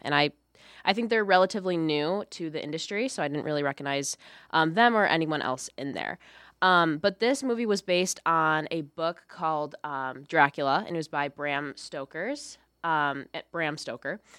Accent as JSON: {"language": "English", "town": "Lockport", "region": "Illinois", "country": "United States", "said": "I'm from Lockport, Illinois"}